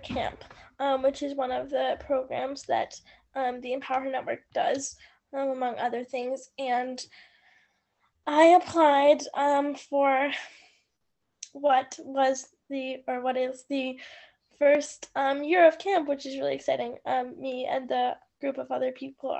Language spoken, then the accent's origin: English; Bristol, Vermont, United States; I'm from Bristol, Vermont.